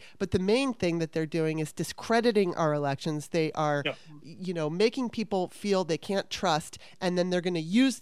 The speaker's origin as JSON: {"language": "English", "country": "United States", "said": "as an American"}